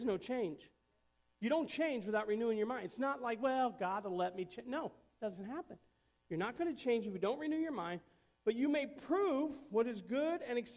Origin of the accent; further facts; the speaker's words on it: Indiana, United States; I had a lot of friends up north because I moved down from Indiana. And probably five years into it, you know, you still stay in touch with people you went to school with.